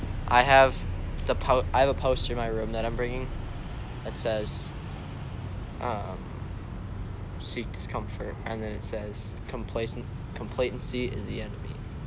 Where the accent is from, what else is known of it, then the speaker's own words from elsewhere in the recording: Minnesota, United States; I'm from Minnesota.